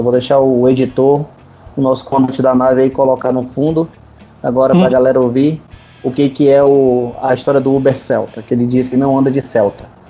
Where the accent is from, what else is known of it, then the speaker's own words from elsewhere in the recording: North Region of Brazil, Brazil; como nortista